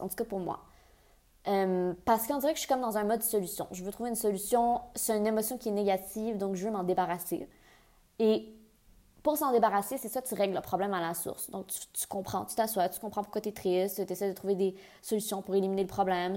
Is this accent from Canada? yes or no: yes; near Ottawa, Ontario, Canada; moved away as an adult; also born or lived in Montreal, Quebec / England; j'ai déménagé en Angleterre, je viens du Canada, je viens de Montréal. J'ai fait. Puis j'ai grandi près d'Ottawa